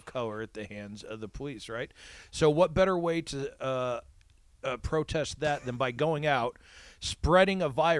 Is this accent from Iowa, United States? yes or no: yes; Iowa, United States; now in Los Angeles, United States; my hometown in Iowa